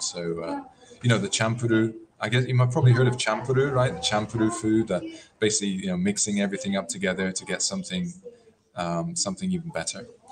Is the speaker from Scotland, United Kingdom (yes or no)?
no; West Country, South West England, United Kingdom; now in Okinawa, Japan; I grew up in uh, in the West Country in England